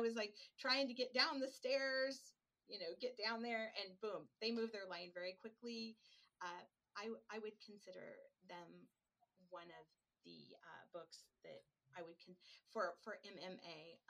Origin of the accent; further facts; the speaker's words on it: Oregon, United States; and you all know that I'm from Oregon, different animal, right?